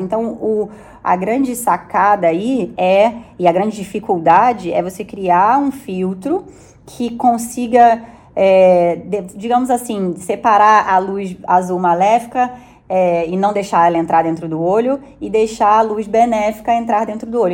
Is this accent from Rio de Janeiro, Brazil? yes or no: yes; Rio de Janeiro, Brazil; now in São Paulo, Brazil; eu sou carioca